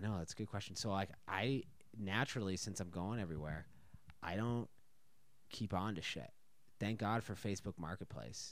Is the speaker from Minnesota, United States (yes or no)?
yes; Minnesota, United States; moved away as an adult; also born or lived in Chicago / New York; now in Texas, United States; born and raised in Minnesota